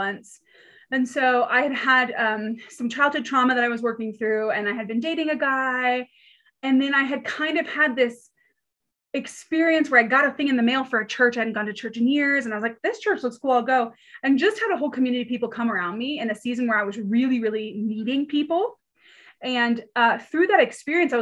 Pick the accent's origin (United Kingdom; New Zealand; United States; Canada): United States; Pasadena, California; moved away as an adult; also born or lived in Georgia; now in Colorado, United States; I'm from California originally, the lovely city of Pasadena